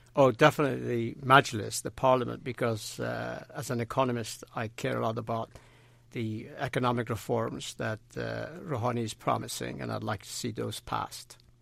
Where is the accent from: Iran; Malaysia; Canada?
Iran; Razavi Khorasan; now in United States; I'm originally from Iran, but I actually was, uh, born and raised in Khorasan in the east, not in Isfahan.